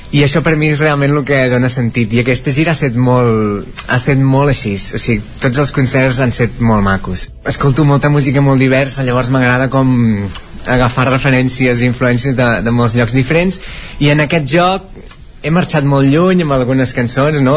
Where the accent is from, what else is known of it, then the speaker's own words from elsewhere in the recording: Coll Secà, Catalonia, Spain; Als boscos del Coll Secà on he crescut, al Mediterrani